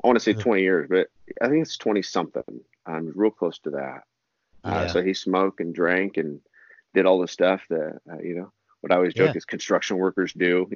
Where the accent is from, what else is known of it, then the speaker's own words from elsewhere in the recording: Eugene, Oregon, United States; also born or lived in Harrisburg, Oregon; I grew up in, Pleasant Hill, Eugene, Oregon, Springfield area and here in Oregon